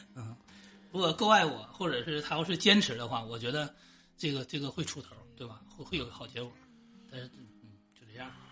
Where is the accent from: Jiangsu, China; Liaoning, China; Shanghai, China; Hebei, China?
Liaoning, China; Shenyang; 我也是沈阳的